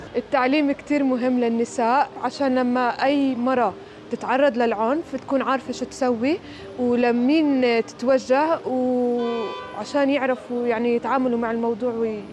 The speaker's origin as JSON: {"language": "Arabic", "country": "Palestine", "said": "عندنا بفلسطين"}